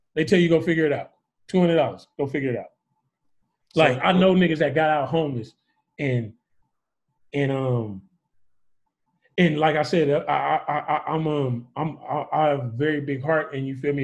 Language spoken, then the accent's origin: English; the Bay Area, California, United States; I'm from the Bay